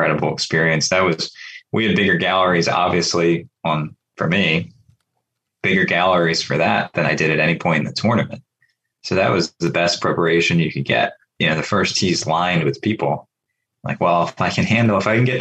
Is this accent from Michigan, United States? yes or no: no; Pennsylvania, United States; my home state